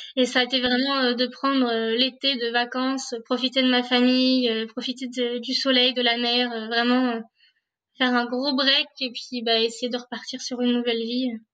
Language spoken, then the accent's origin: French; France; first language French; also born or lived in Dublin, Ireland; C'est ma langue natale, mon pays natal.